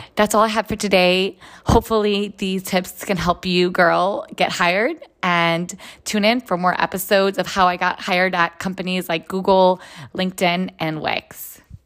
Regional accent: Israel; moved away as an adult; now in United States; I am originally from Israel. I was born and raised there and then lived in the United States for the last 16 years.

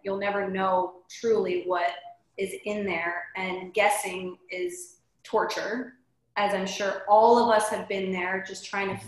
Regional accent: Salzburg, Austria; now in San Diego, United States; I am from Austria, from Salzburg, where Sound of Music was filmed, and I now live in San Diego

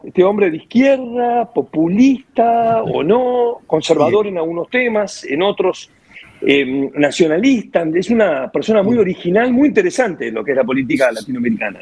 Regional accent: Uruguay; also born or lived in Madrid, Spain; now in Buenos Aires, Argentina; yo soy uruguayo

